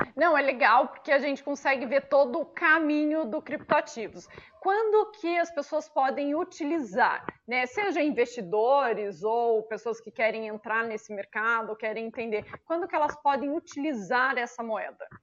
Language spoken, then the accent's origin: Portuguese; Brazil; nós brasileiros